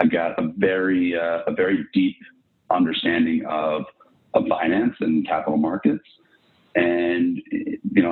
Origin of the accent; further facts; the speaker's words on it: Irvington, New York, United States; also born or lived in Riverdale, New York / Manhattan, New York / Boston; I live now a few blocks south of where I was born in Lenox Hill Hospital, but grew up in Riverdale and then Irvington, New York